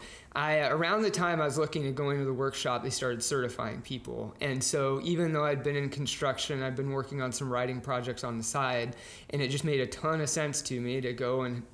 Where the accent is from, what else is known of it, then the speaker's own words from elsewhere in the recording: Dallas, Texas, United States; moved away as an adult; now in North Carolina, United States; I'm from Dallas, Texas, born and raised Texan